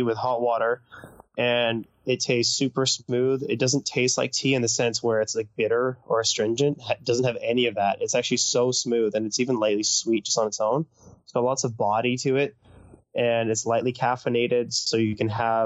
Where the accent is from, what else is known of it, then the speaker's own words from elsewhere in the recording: North Vancouver, British Columbia, Canada; also born or lived in Bordeaux, France; I grew up in North Vancouver